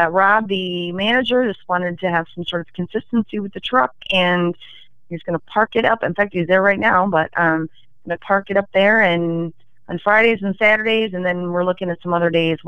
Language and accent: English; Genesee, United States; moved away as an adult; I moved back to Genesee a couple of years ago. This is where I grew up, and I wanted to bring something to my hometown